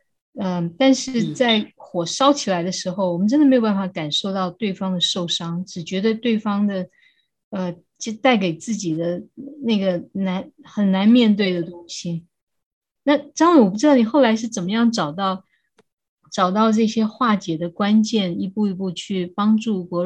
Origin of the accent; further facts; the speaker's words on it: China; 对，我觉得我们中国人真的对，呃，对心理的。的需求，心理的亲密关系真的是需要很多帮助的哈。